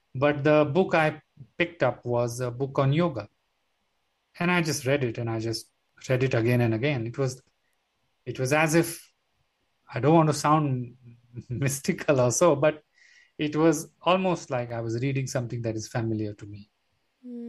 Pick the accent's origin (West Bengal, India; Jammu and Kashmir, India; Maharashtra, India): Maharashtra, India; Mumbai; I'm a city boy. I was born in Bombay